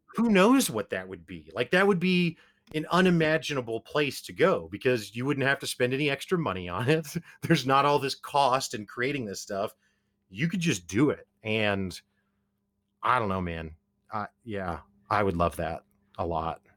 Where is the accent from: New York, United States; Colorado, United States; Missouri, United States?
Missouri, United States; Springfield; we're both from Springfield, Missouri, we're from Podunk Nowhere